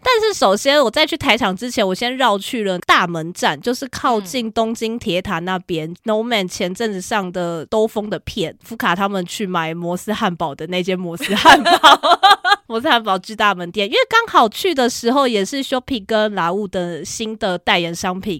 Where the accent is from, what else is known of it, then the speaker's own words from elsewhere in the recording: Kaohsiung, Taiwan; 对，那边非常像我老家。